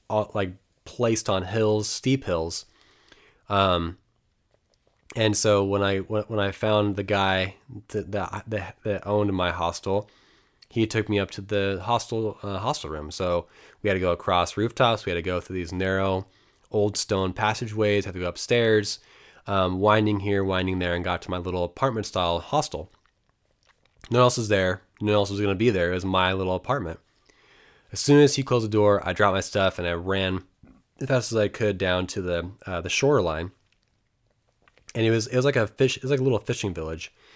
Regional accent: United States; me being American

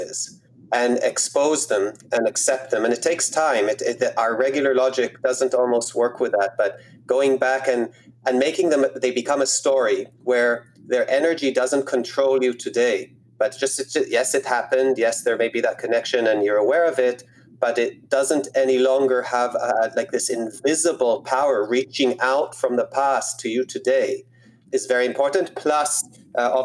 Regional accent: Israel; I grew up in Israel

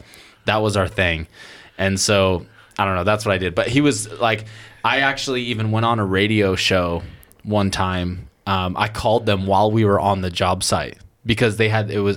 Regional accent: Oregon, United States; I'm from Oregon

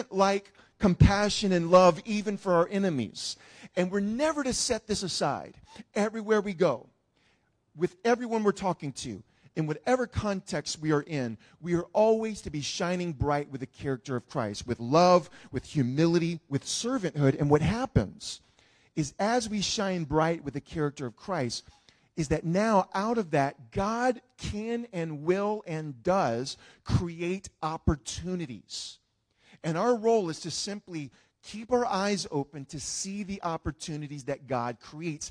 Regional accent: New Orleans, Louisiana, United States; growing up in New Orleans around Mardi Gras

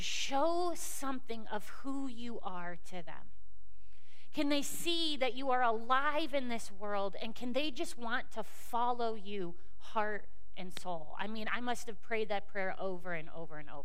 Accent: Cleveland, Ohio, United States; we are from Cleveland

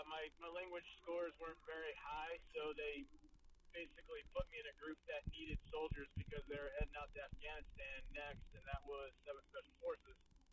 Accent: Oregon, United States; I'm from Oregon.

